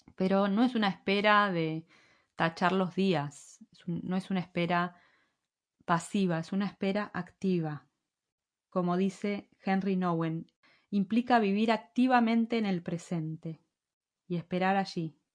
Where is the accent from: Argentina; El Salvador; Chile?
Argentina; moved away as an adult; also born or lived in Madrid, Spain; now in Spain; si alguna vez volvemos a Argentina a vivir